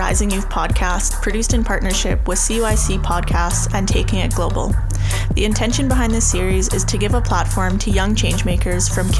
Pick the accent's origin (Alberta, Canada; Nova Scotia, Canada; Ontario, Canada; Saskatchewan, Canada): Saskatchewan, Canada; Saskatoon; I'll be hosting this episode of the Rising Youth podcast. I'm from Treaty 6 Territory in Saskatoon, Saskatchewan. I'm a Woodland Cree woman and an educator.